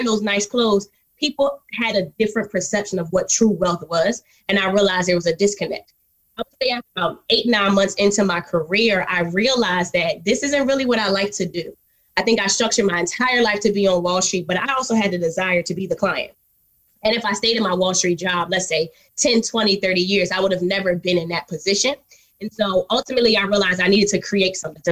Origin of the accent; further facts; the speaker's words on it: Philadelphia, Pennsylvania, United States; moved away as an adult; also born or lived in Washington, D.C. / New York City; I'm originally from Philly, went to Howard University.